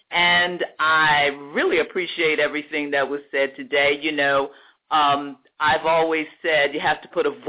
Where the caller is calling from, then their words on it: Texas, United States; actually 40 miles outside of Dallas, Texas